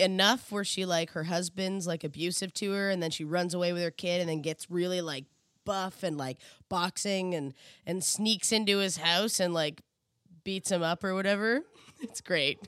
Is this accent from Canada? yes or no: yes; Canada; I'm Canadian.